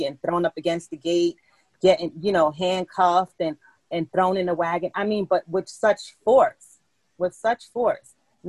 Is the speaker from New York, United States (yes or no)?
yes; New York City, New York, United States; now in Middletown, United States; I live in Middletown, New York now, but I grew up in Bronx, New York.